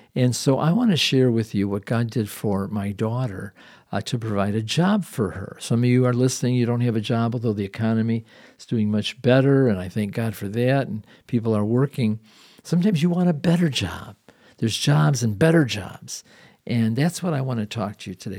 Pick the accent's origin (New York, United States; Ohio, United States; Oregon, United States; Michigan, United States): Michigan, United States; Detroit; we're from the Detroit area